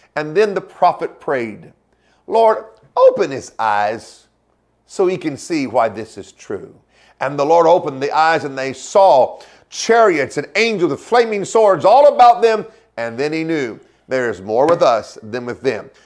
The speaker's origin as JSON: {"language": "English", "region": "Oklahoma", "country": "United States", "tie": "born or raised there", "said": "I grew up in Oklahoma"}